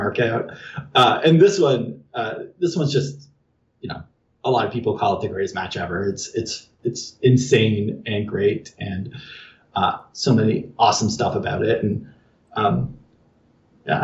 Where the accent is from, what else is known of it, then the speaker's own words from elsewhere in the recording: Canada; I'm Canadian